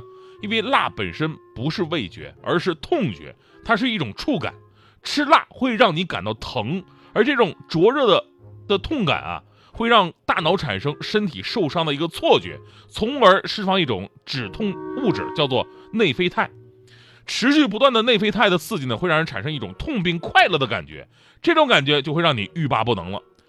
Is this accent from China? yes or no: yes; Northeast China, China; moved away as an adult; also born or lived in Wenzhou, Zhejiang; 我我是东北人啊，东北人的饮食文化里边是没有辣的。